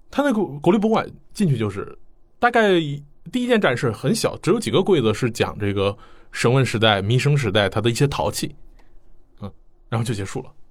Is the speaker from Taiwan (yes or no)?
no; China; 我们中国人可能会逛博物馆最关心他想展览的东西